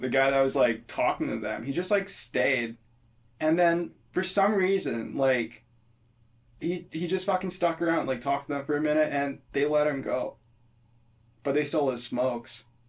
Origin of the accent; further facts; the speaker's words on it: India; moved away; I'm from India